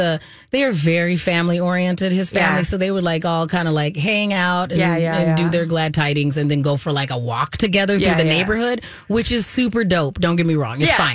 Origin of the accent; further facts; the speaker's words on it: Arizona, United States; we grew up in Arizona.